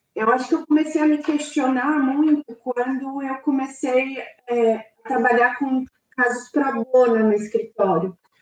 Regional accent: Brazil; sendo brasileiros

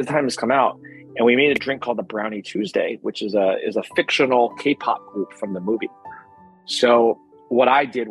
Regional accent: New Jersey, United States; also born or lived in Berkeley; I grew up in New Jersey.

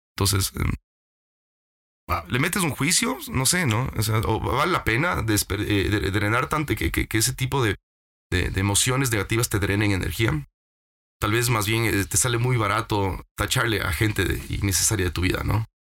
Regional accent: Ecuador; regresé al Ecuador

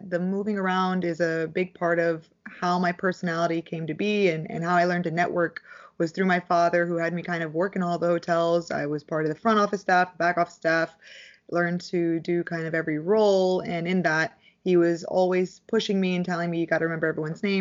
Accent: Dallas, Texas, United States; born there; I was born in Dallas, Texas, and I'm one of two.

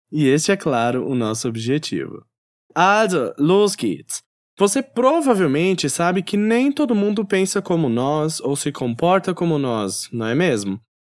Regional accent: South Region, Brazil; moved away; also born or lived in Northeast Brazil; No Nordeste brasileiro, onde atualmente resido, percebo quão calorosas as pessoas são, já no sul, onde cresci e morei parte da minha vida

